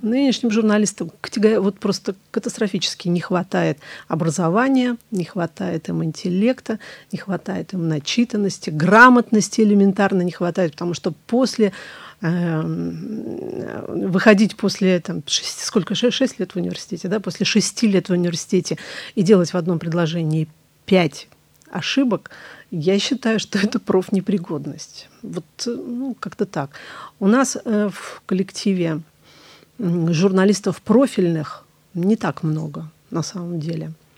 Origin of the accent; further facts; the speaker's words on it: Staraya Russa, Novgorod Oblast, Russia; moved away as an adult; now in Saint Petersburg, Russia; Вернулась в родной город, Старая Руса, город Достоевского